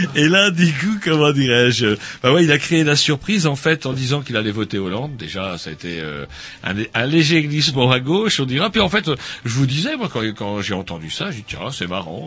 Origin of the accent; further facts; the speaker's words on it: Brittany, France; chez nous, en Bretagne